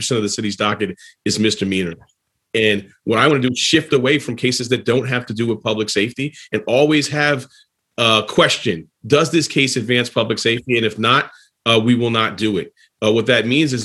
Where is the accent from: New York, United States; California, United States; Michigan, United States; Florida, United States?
New York, United States; New York City; growing up in Harlem